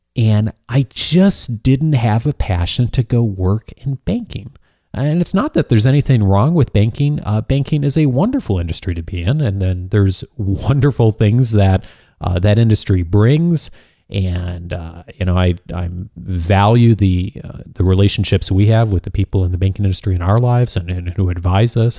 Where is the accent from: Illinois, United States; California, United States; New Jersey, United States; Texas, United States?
Illinois, United States; moved away; back in my home state of Illinois